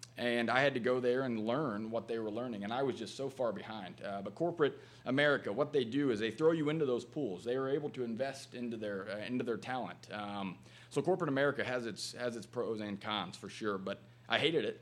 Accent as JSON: {"language": "English", "town": "Matthews", "region": "Indiana", "country": "United States", "tie": "born or raised there", "said": "little small town outside of there. But uh, yep, I grew up there"}